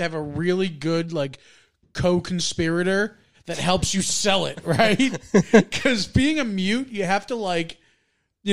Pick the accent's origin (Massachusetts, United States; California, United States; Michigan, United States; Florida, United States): Massachusetts, United States; growing up in Massachusetts